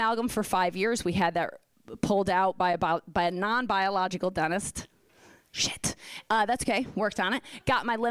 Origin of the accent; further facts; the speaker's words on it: Philadelphia, Pennsylvania, United States; I'm from Philly